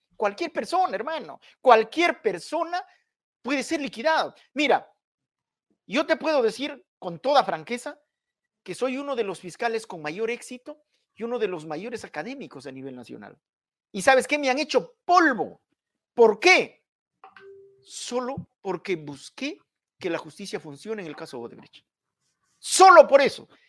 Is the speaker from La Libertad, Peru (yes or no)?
no; Hualgayoc province, Cajamarca, Peru; yo soy de Cajamarca, provincia de Hualgayoc, y además estudié sociología en Cajamarca